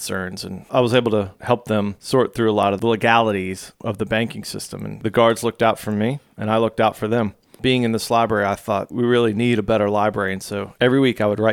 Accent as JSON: {"language": "English", "town": "Norfolk", "region": "Virginia", "country": "United States", "tie": "born or raised there", "said": "I grew up in Norfolk and Virginia Beach"}